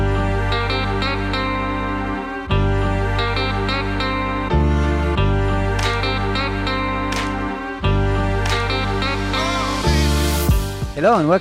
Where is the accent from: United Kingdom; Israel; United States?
Israel; first language Hebrew; English is a second language; we are from Israel